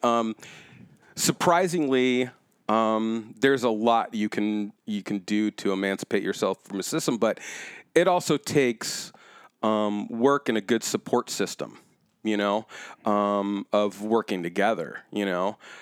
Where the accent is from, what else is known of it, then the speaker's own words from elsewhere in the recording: Orange County, California, United States; moved away as an adult; also born or lived in Chicago; growing up in Orange County, I was always too black to be white and too white to be black.